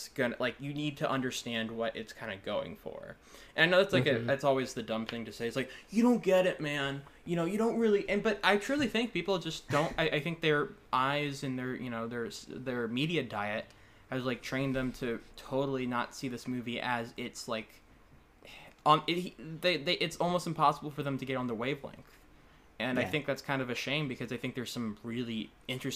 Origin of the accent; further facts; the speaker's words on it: Northern Virginia, United States; I grew up in Northern Virginia.